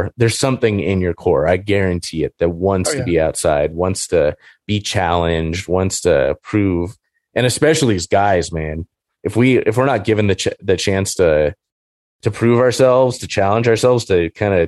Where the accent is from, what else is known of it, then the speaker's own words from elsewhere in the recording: Orange County, Southern California, United States; I grew up in Orange County and our house wasn't that far from the freeway